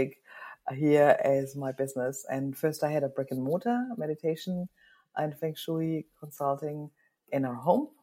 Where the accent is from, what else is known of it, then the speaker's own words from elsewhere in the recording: Germany; moved away as an adult; now in New Zealand; I'm originally from Germany